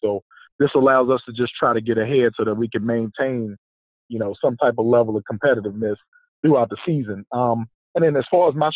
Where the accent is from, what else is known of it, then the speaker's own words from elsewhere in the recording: Lynchburg, Virginia, United States; moved away; also born or lived in Atlanta, Georgia; I'm originally from Atlanta, but I grew up in Lynchburg, Virginia. I went to EC Glass, graduated from Liberty University. So I'm a Virginia guy